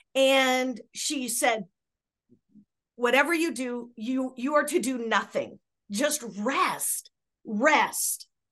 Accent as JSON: {"language": "English", "region": "Southern California", "country": "United States", "tie": "born or raised there", "said": "I had had a history back when I was a little girl, you know, with growing up in Southern California"}